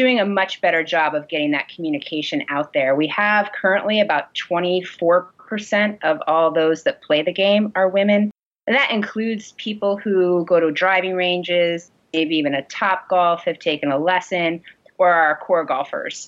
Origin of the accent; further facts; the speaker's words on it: Syracuse, New York, United States; moved away; also born or lived in New England; I grew up in Syracuse.